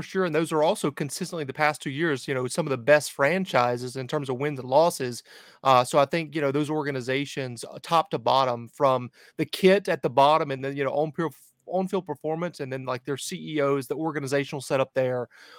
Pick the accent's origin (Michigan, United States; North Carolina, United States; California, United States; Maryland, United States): North Carolina, United States; Charlotte; Charlotte, which is my hometown, Charlotte, North Carolina